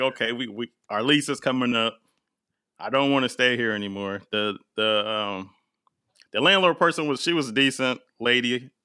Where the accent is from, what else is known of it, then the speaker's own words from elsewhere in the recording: Portland, Oregon, United States; moved away as an adult; also born or lived in East Coast; growing up in Portland